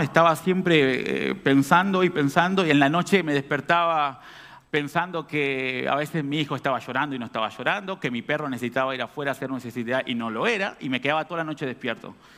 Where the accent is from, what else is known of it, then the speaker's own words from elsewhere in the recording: Artigas, Uruguay; also born or lived in Montevideo; now in Montenegro; cuando salí de Artigas a Montevideo. Yo soy artiguense, allá del, del norte.